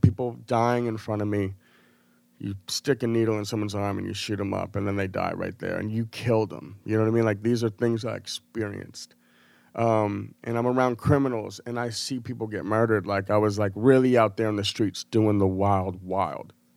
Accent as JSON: {"language": "English", "town": "Portland", "region": "Maine", "country": "United States", "tie": "born or raised there", "also_born_or_lived": "Massachusetts / Chicago / Denver / Los Angeles", "moved": "as an adult", "said": "I was born in Portland, Maine, like, I grew up in New England"}